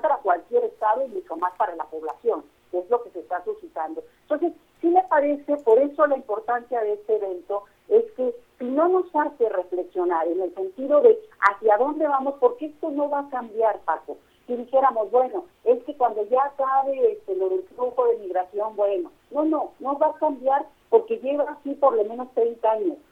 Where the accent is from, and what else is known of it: Mexico